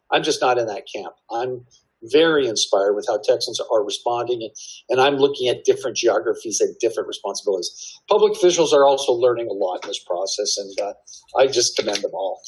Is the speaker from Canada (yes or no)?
yes; Canada; now in Texas, United States; I'm originally from Canada